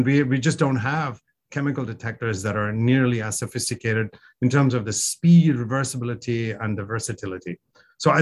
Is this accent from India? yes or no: yes; India; moved away; I grew up in India